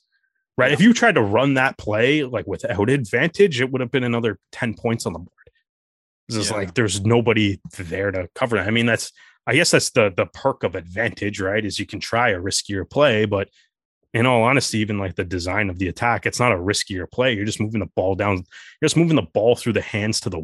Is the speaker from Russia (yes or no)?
no; Canada; as a Canadian fan